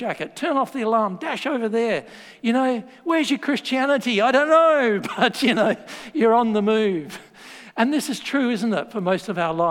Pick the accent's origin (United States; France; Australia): Australia; moved away; I'm Australian.